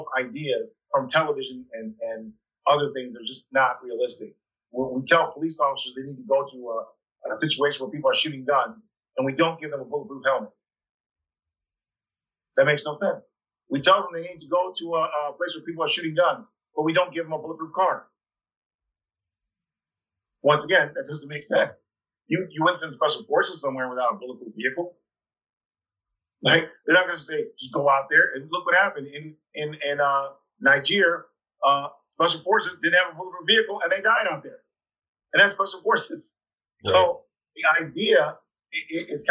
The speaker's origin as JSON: {"language": "English", "town": "Ann Arbor", "region": "Michigan", "country": "United States", "moved": "yes", "lives_now": "Detroit, United States", "said": "I'm from Ann Arbor, which is a college town. University of Michigan's there."}